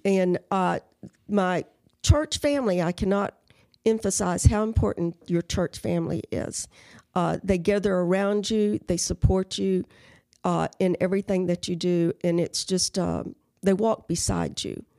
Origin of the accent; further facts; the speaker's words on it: Carrizo Springs, Texas, United States; moved away as an adult; I was born in Carrizo Springs